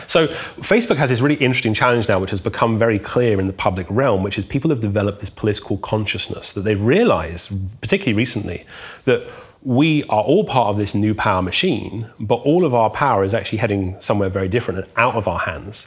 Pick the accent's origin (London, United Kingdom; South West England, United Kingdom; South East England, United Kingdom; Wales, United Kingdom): South West England, United Kingdom; I was growing up in England